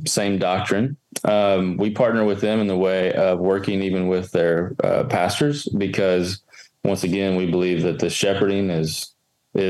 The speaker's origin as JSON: {"language": "English", "region": "Kentucky", "country": "United States", "tie": "born or raised there", "said": "I grew up in Kentucky"}